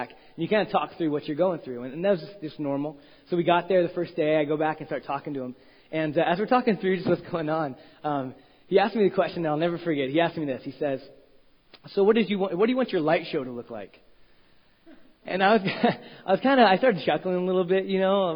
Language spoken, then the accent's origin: English; Roseville, California, United States; I grew up in Roseville, right outside of Sacramento